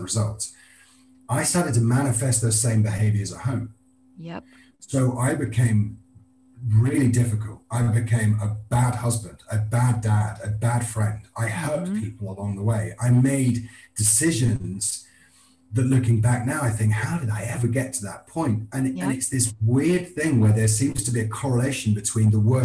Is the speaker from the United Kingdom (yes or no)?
yes; Scotland, United Kingdom; I'm a Scotsman